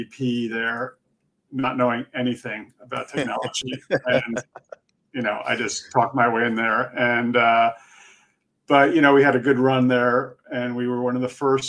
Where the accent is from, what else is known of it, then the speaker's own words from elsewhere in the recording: Connecticut, United States; moved away as an adult; also born or lived in Boston, United States / France; now in New York City, United States; My parents are Swiss, so I'm a Swiss citizen, but I was raised in Connecticut.